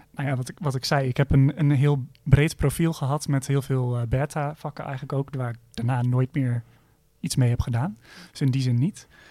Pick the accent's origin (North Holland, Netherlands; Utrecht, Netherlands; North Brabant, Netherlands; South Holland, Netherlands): Utrecht, Netherlands; ik kom ook zelf uit Utrecht